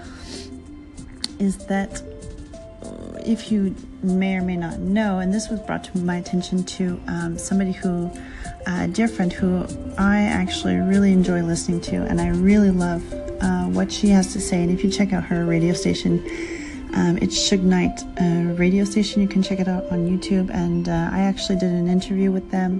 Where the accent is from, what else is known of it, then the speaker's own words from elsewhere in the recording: Canada; As a Canadian who is currently in a below weather snowstorm